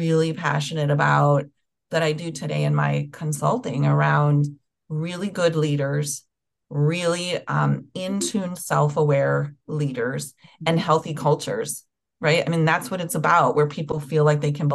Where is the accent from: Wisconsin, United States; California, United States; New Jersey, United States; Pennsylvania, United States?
Wisconsin, United States; Milwaukee; I grew up in Milwaukee, Wisconsin